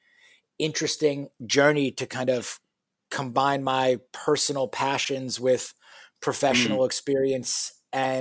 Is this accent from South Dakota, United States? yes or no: no; New York, United States; moved away as an adult; also born or lived in Michigan; now in Houston, United States; I was born and raised in New York, went to college at the University of Michigan